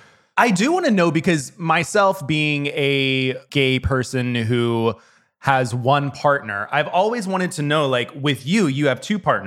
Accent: the South, United States; because when I grew up in the South, it was very like taboo to have more than one partner.

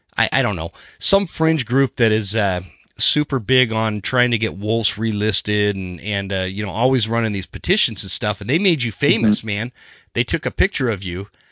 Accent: Utah, United States; I grew up in Utah where where it's all mule deer

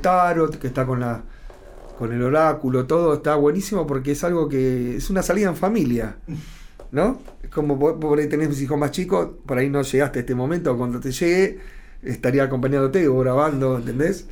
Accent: Argentina; ya somos argentinos nosotros

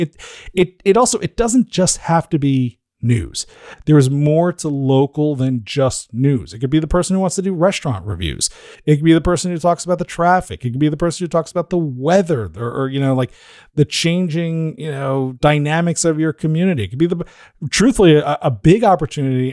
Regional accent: New Jersey, United States; I'm from New Jersey

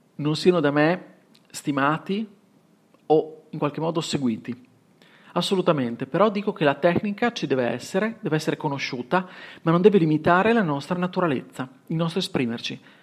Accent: Bologna, Emilia-Romagna, Italy; accent: Bolognese S; ho un accento che non nascondo, e quindi la S bolognese te ne sarai accorto

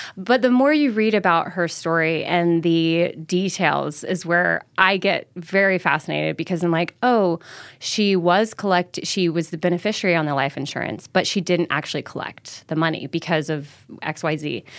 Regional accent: Mobile, Alabama, United States; moved away as an adult; also born or lived in Idaho; I grew up in Mobile, Alabama, like, this, mo, you know, southernmost part of the state

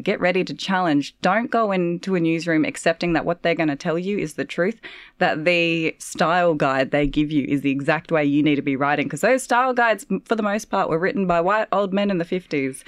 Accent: Northern Territory, Australia; moved away; when I was younger, growing up in the Northern Territory, so Walpri country

